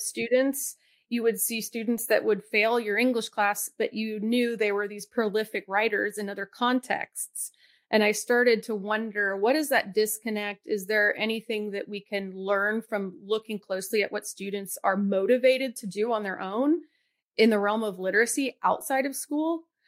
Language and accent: English; Atlanta, Georgia, United States; I grew up in Atlanta